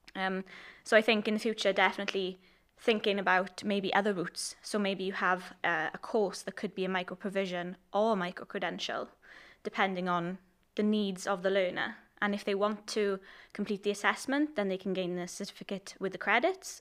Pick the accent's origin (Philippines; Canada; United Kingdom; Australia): United Kingdom; Port Talbot, Wales; I'm from Port Albert